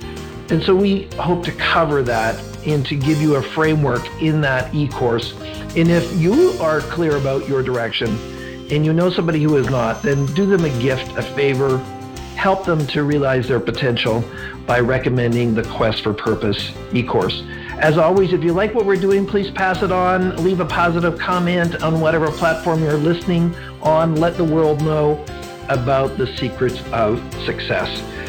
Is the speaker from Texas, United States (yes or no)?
yes; McKinney, Texas, United States; So, I grew up in North Dallas in a little suburb called McKinney. I moved there in 1999 when there was 30,000 people.